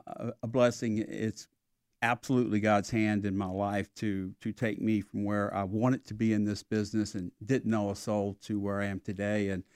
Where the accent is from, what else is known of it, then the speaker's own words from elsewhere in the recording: South Carolina, United States; Well, I moved here on a Saturday after Thanksgiving. And I came from South Carolina, and I felt like I was up to speed on sport